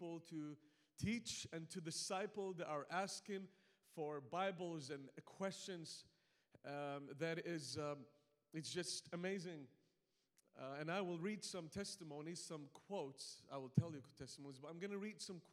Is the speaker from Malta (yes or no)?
yes; Malta; now in Iraq; I have an accent. I'm not from New Hampshire, but so I come from an island called Malta